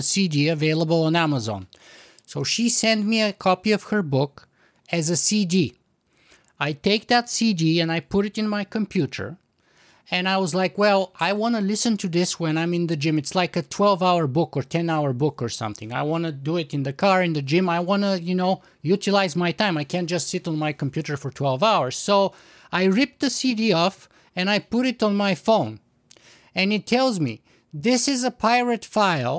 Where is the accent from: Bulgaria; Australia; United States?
Bulgaria; now in Canada; I'm originally from Bulgaria